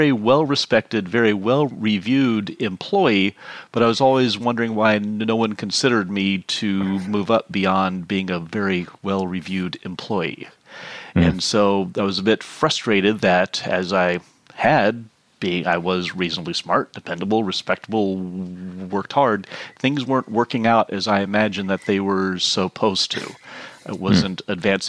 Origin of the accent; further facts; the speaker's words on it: Houston, Texas, United States; I grew up in Houston, as I like to joke, the biggest city in the country no one cares about.